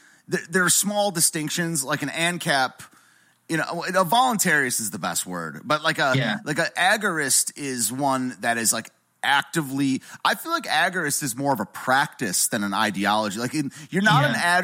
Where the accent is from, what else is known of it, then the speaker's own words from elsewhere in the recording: United States; I'm an American